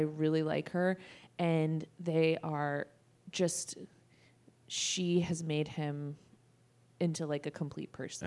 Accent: Sacramento, California, United States; also born or lived in San Francisco; I'm from Sacramento.

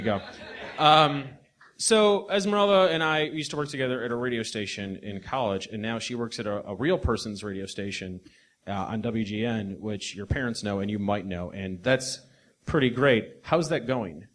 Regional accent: Midwest, United States; we're both from the Midwest

